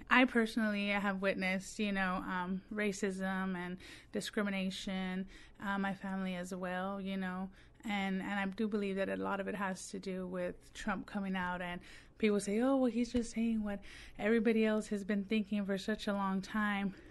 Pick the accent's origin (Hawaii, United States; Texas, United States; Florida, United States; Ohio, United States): Texas, United States; moved away; I'm actually from Texas. Um, all of my family is from Texas